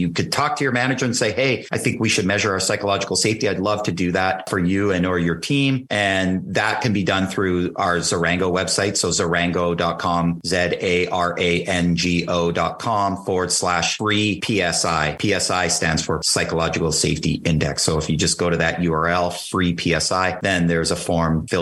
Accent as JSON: {"language": "English", "country": "Canada", "said": "I'm a Canadian kid, and in in Canada, we have a far different perception"}